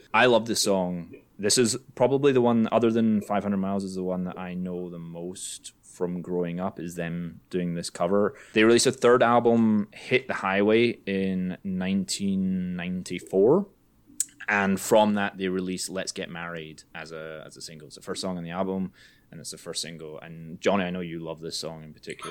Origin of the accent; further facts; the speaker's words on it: Scotland, United Kingdom; I'm Scottish